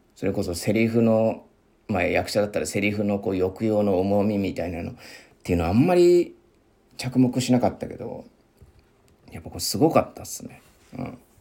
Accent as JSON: {"language": "Japanese", "region": "Miyagi", "country": "Japan", "tie": "born or raised there", "accent": "Sendai dialect", "moved": "yes", "said": "宮城出身で、もう仙台弁というか、まあ、出てくるまでは普通に使ってたというか、まあ、浴びて、あの、両親とかね、あの同級生とか、まあ先生とかのね、方言を浴びて育ってきた"}